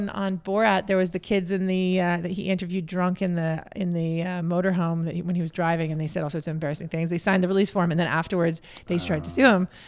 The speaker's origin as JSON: {"language": "English", "country": "Canada", "lives_now": "Los Angeles, United States", "said": "So here we are back in Canada, but I'm a Canadian originally. All of us are."}